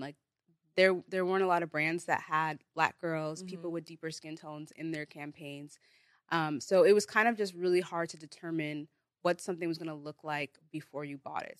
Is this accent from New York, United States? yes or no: no; Bay Area, California, United States; first language Igbo; I'm from the Bay Area